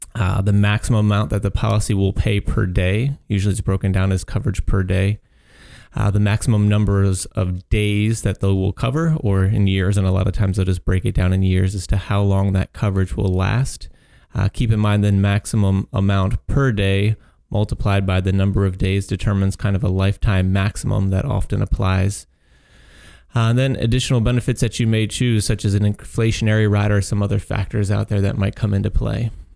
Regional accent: Chicago, Illinois, United States; I'm a Chicago boy

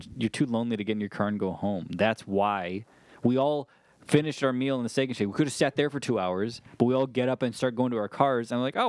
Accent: Glenview, Illinois, United States; I'm from Glenview, and we were not allowed... Nothing was allowed to be open past 2 a.m.

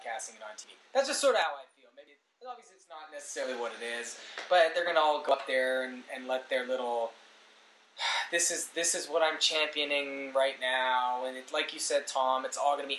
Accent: Canada; we are Canadian

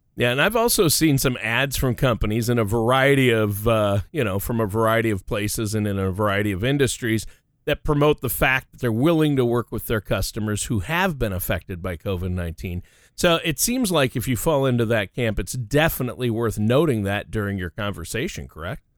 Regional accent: Canada; grew up in the Great White North

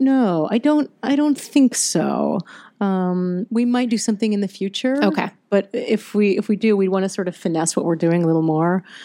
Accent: Virginia, United States; I'm from I'm from the South. I'm from Virginia, and I I grew up in that culture

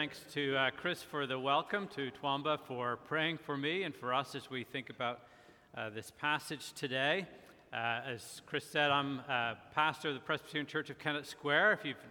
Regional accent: Belfast, Northern Ireland, United Kingdom; As you may be able to tell, I'm not originally from here. I grew up in Belfast, Northern Ireland, pastored in Ireland for quite a while. To my chagrin, I've lost quite a bit of my accent

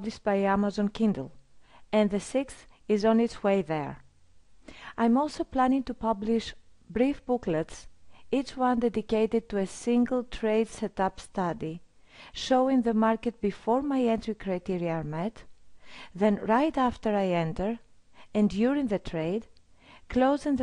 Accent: Greece; I'm from Greece.

